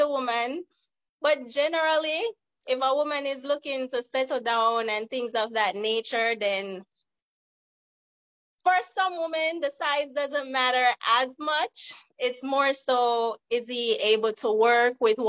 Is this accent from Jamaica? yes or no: yes; Jamaica; now in California, United States; I am from Jamaica originally, now living in California.